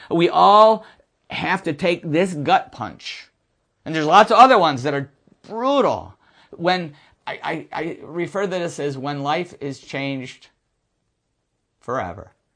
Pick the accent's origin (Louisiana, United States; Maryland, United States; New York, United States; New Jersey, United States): New York, United States; Buffalo; moved away; I'm from Buffalo area, Lancaster Speedway